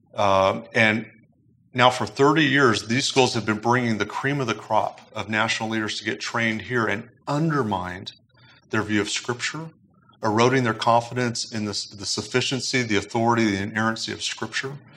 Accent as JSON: {"language": "English", "country": "United States", "said": "as Americans"}